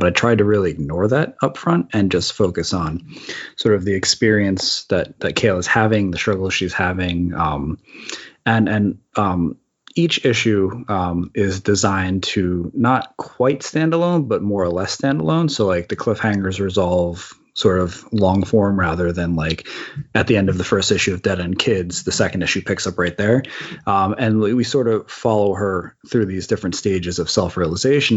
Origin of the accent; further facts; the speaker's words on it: East Coast, United States; now in California, United States; I'm originally from the East Coast, and now I'm in California